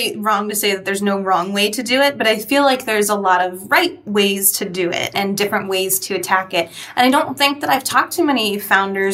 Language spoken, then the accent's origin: English; New England, United States; I'm also from New England